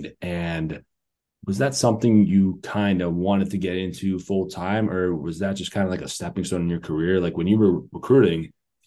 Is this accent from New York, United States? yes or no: no; Montgomery County, Maryland, United States; I'm from Moco, too